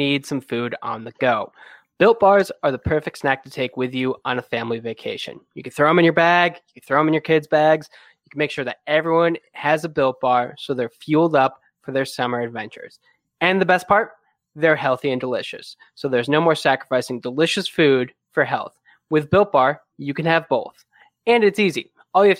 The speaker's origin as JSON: {"language": "English", "area": "outside Buffalo", "region": "Western New York", "country": "United States", "moved": "yes", "lives_now": "Arizona, United States", "said": "I am from Western New York originally, a couple miles or hours outside of Buffalo."}